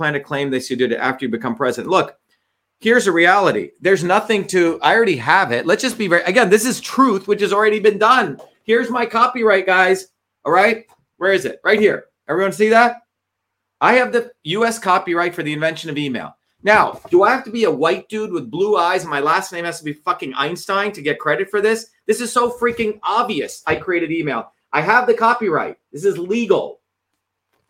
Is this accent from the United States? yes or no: yes; New York area, New Jersey, United States; also born or lived in Bombay, India; I grew up in the New Jersey, New York area